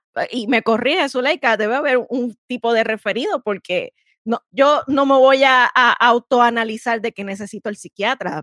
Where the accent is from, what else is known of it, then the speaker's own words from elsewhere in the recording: San Juan, Puerto Rico; yo soy Juanera, soy Juanera, la capital de Puerto Rico